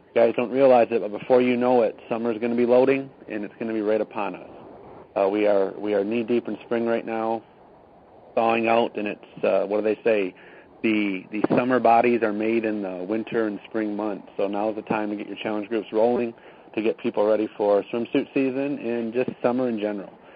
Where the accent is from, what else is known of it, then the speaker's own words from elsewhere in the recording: Freeland, Michigan, United States; my hometown, Freeland, Michigan